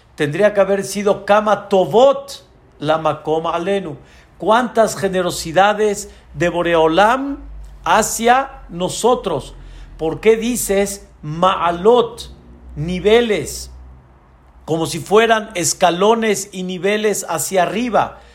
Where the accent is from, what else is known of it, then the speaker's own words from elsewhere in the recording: Mexico; la mentalidad de nuestro país